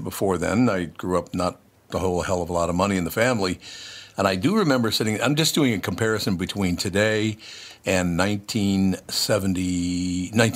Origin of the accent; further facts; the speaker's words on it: Minneapolis, Minnesota, United States; also born or lived in Long Prairie, Minnesota; I was born in Long Prairie, Minnesota, moved to Minneapolis when I was like a year old, and grew up in Minneapolis and St. Paul.